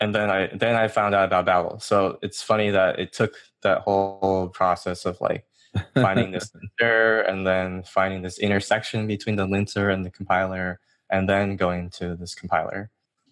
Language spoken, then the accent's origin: English; Georgia, United States; moved away as an adult; also born or lived in New York; I'm from Georgia